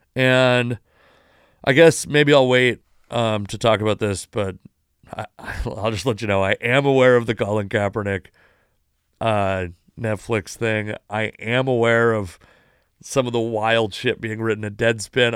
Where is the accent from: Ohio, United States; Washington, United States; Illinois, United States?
Washington, United States; Puyallup Indian Tribe Reservation; I grew up on the Puyallup Indian Tribe Reservation.